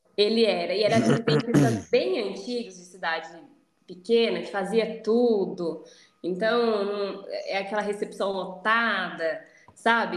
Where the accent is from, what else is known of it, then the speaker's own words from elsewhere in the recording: Campinas, São Paulo, Brazil; now in Bragança Paulista, Brazil; Eu nasci em Campinas, que é uma cidade vizinha aqui, né? Só que a minha família reside numa cidade próxima a Bragança